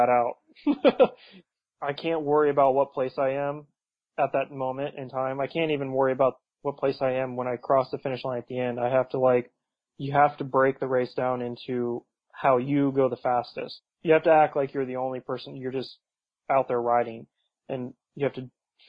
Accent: United States; Going over there as an American

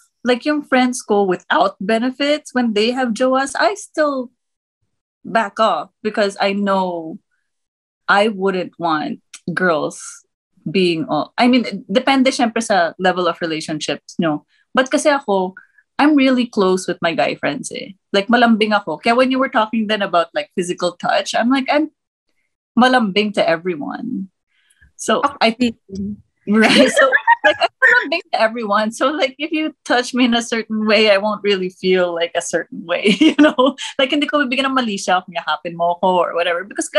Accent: Germany; also born or lived in Thailand / United States; I was born in the US and then I grew up in Germany and Thailand.

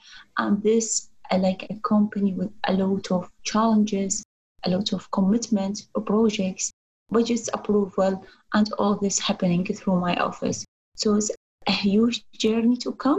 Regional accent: Iraq; moved away as an adult; also born or lived in Baghdad; as a girl growing up in Middle East

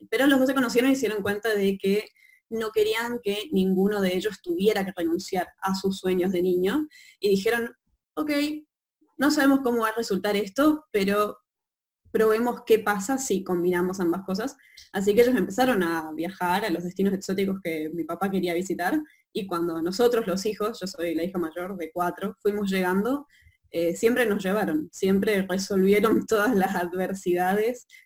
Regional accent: Chaco, Argentina; yo en realidad soy chaqueña también del norte de Argentina

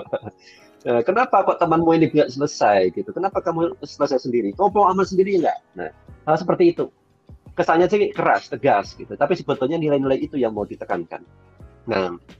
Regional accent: Bojonegoro, East Java, Indonesia; moved away as an adult; also born or lived in Bandung; aku tuh dari Bojonegoro. Bojonegoro itu Jawa Timur. Kemudian tinggalnya itu masih di, di, di desa, namanya desa Kenap.

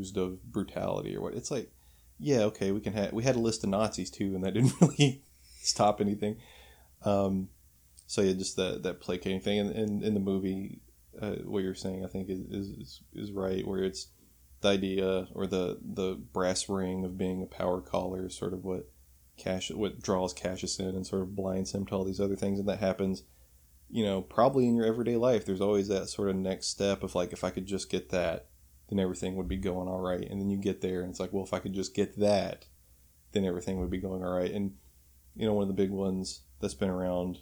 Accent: Kentucky, United States; in Louisville, Kentucky, in my home state

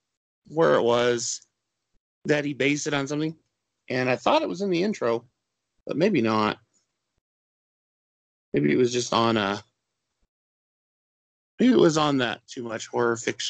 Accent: eastern Washington State, United States; now in Utah, United States; I grew up in Washington State, actually, on the east side. So not the rainy Seattle area, but still Washington State.

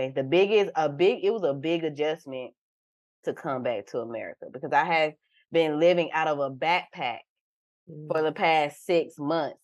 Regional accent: Valdosta, Georgia, United States; now in Texas, United States; I am from Love Admire, the 229 South Georgia. Valdosta

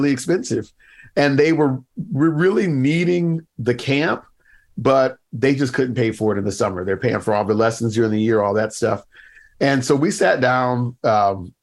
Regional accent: United States; moved away as an adult; also born or lived in Baltimore, Maryland; now in Canada; I live in Canada now, but for a while, I mean, I grew up in the States

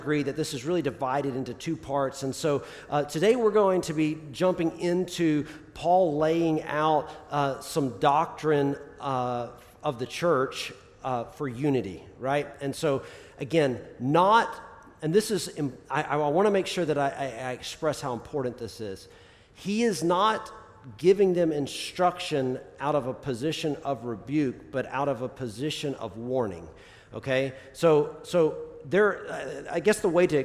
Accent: the South, United States; I'm from the South

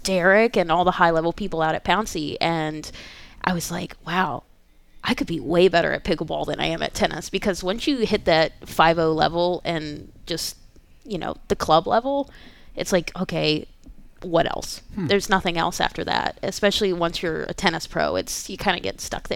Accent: Richmond, Virginia, United States; I was born and raised in Richmond

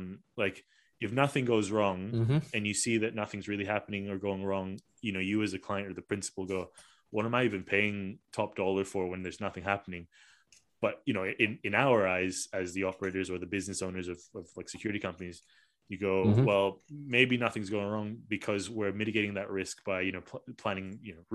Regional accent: Malaysia; you know, myself as a Malaysian, didn't even realize that there was a company like yours in Malaysia.

